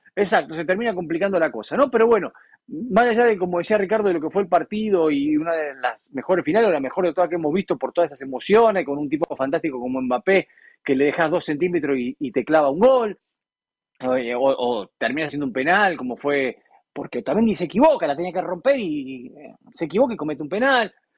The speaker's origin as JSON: {"language": "Spanish", "country": "Argentina", "said": "El pueblo argentino es un pueblo que eh, tenemos muchas cosas buenas y muchas cosas malas"}